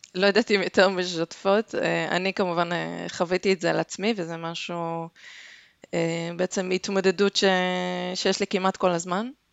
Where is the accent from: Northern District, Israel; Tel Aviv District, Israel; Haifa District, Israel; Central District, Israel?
Haifa District, Israel; Haifa; also born or lived in Denmark; אני חיפאית